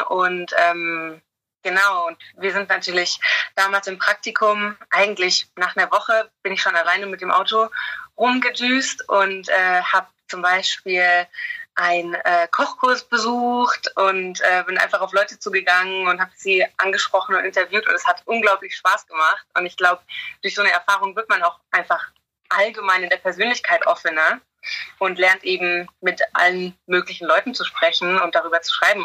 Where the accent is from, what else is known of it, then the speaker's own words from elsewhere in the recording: Germany; now in England; Ich als Deutsche